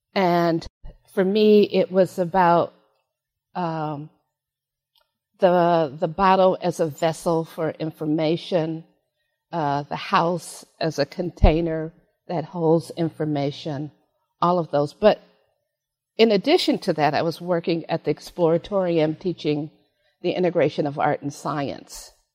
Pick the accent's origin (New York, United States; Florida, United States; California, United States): California, United States; San Francisco; I was born in San Francisco